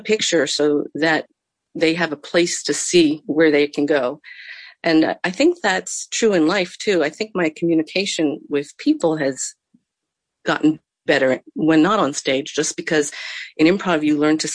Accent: New Jersey, United States; we grew up in New Jersey

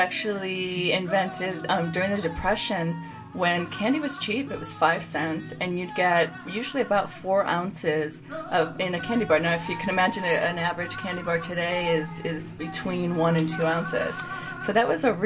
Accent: Chicago, Illinois, United States; I'm from the Chicagoland area.

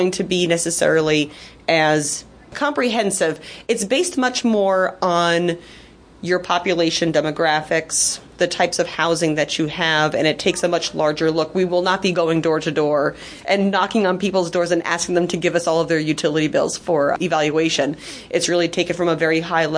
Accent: Bethel, New York, United States; I am born and raised in Sullivan County, the town of Bethel

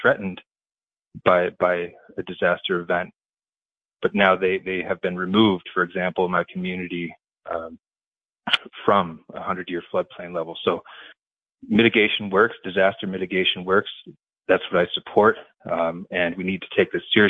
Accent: Walton, New York, United States; my hometown of Walton, New York

